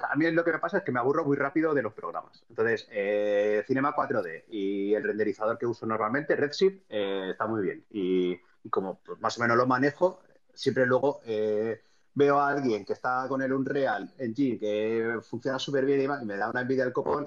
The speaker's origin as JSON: {"language": "Spanish", "town": "Vitoria-Gasteiz", "region": "Basque Country", "country": "Spain", "tie": "born or raised there", "also_born_or_lived": "Barcelona", "said": "me volví a mi ciudad natal, que es Vitoria"}